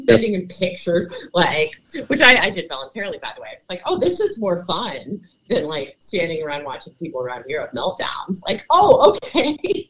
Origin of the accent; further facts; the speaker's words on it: Rust Belt, United States; growing up in the snow belt where we were all driving our cars around in whiteouts when we were 16